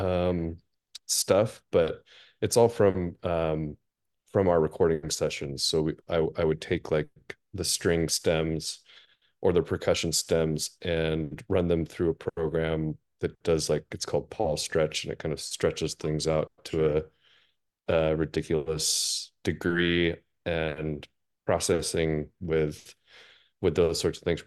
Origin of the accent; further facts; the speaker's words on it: Seattle, Washington, United States; moved away as an adult; I grew up in Seattle really my, my whole life.